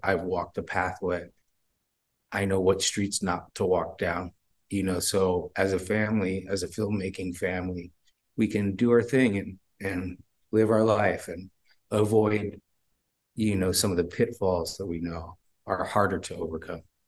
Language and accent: English; Bay Area, California, United States; We're from the Bay Area